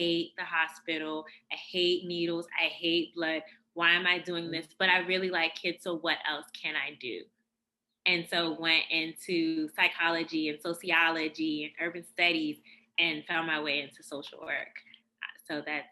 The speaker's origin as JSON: {"language": "English", "town": "Washington", "region": "District of Columbia", "country": "United States", "tie": "born or raised there", "said": "I grew up in Northwest DC in the late 80s, early 90s."}